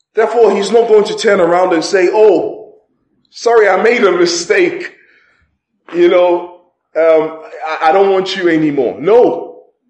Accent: Ghana; moved away; I remember when I was growing up in Ghana, in Ghana during that time

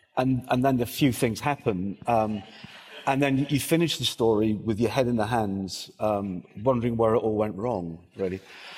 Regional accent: Wales, United Kingdom; as a Welshman

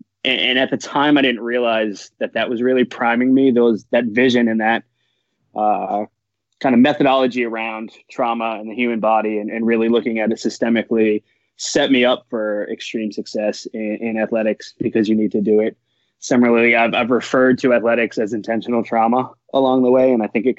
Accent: New England, United States; I'm from New England, so it was kind of, you know, starry-eyed. I was a young kid.

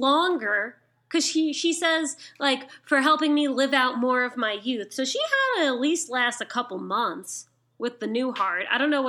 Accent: United States; I'm from America

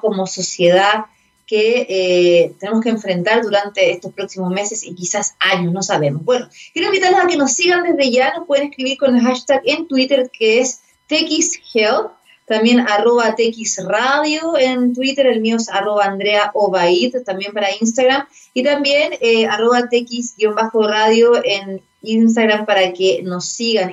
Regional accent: Chile; nosotros tener en cuenta como chilenos y chilenas

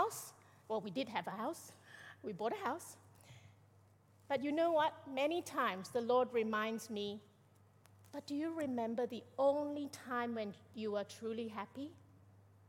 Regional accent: Malaysia; I'm Malaysian.

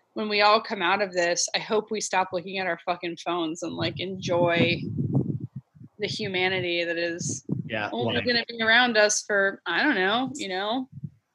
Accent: Northern Virginia, United States; also born or lived in Alabama / Florida; now in Washington, United States; I grew up in the Northern Virginia area, like kind of a combination of Loudoun County, Fairfax County. And then we lived in Alabama and Florida for a little bit when I was a kid

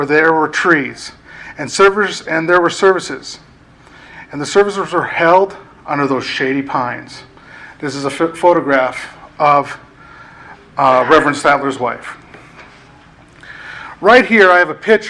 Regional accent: Livingston, Montana, United States; moved away as an adult; now in Willow Creek, United States; I am from Livingston originally

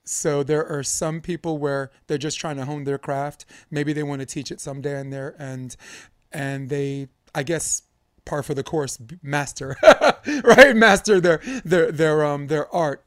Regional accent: New York, United States; I'm growing up in New York. I felt like everyone on my block could freestyle except for me.

